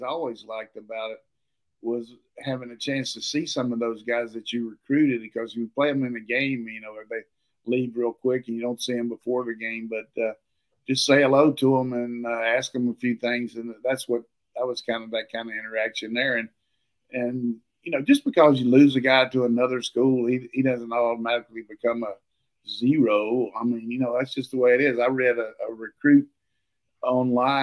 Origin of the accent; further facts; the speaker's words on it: Burlington, North Carolina, United States; moved away; I was spoiled growing up in Burlington, where kind of the sock capital of the world